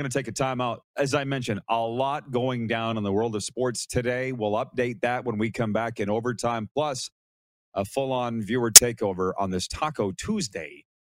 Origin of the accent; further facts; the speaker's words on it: London, Ontario, Canada; I wanted to give a shout-out to my hometown, London, Ontario